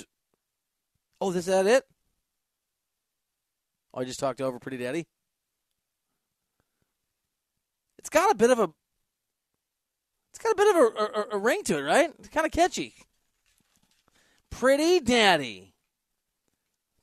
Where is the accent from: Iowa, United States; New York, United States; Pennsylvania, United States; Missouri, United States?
Iowa, United States; Dubuque; I used to catch turtles in the Mississippi River when I was a kid from Dubuque